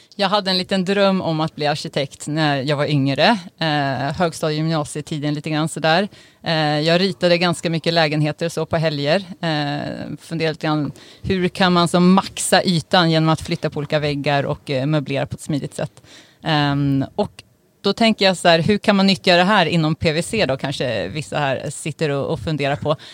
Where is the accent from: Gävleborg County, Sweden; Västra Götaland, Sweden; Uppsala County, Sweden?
Uppsala County, Sweden; Uppsala; jag är ju uppvuxen i Uppsala